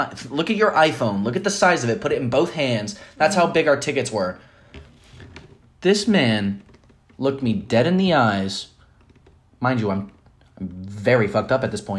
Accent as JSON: {"language": "English", "region": "Florida", "country": "United States", "said": "we're from Florida"}